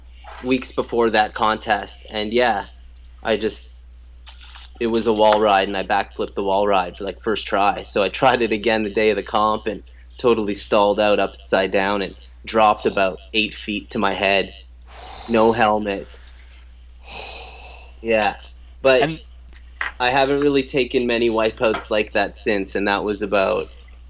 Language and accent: English; Guelph, Ontario, Canada; I was born in Toronto, but I grew up close to Guelph.